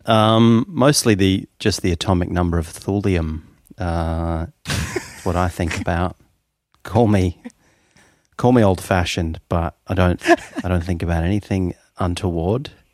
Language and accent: English; Melbourne, Victoria, Australia; also born or lived in Toronto; I was born in Melbourne, and then when I was about six years old, I was whisked away to Toronto and lived there for about three years